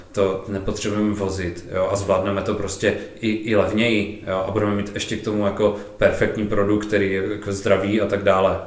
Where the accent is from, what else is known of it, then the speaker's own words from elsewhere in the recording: Ostrava, Moravian-Silesian Region, Czechia; U nás v Ostravě